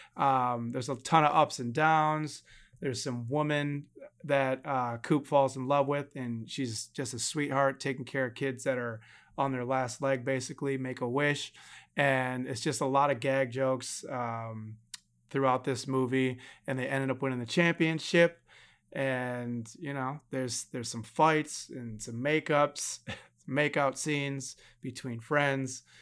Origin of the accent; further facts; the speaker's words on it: Milwaukee, Wisconsin, United States; my hometown, Milwaukee